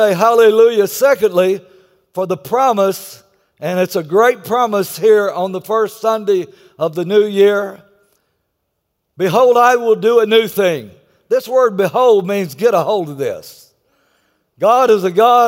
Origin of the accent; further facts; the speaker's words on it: Texas, United States; I'm from Texas.